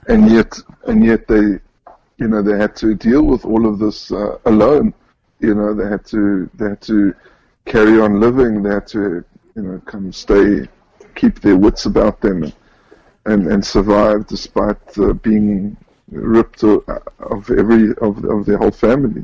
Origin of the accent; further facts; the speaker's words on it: Johannesburg, Gauteng, South Africa; moved away as an adult; now in Israel; Um, so I was born and raised in South Africa, in Johannesburg.